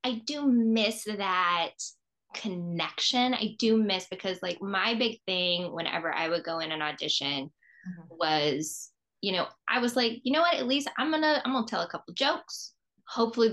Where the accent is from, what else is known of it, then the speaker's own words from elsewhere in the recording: Southeast, United States; moved away as an adult; now in Los Angeles, United States; I grew up in the Southeast. So since I moved to Los Angeles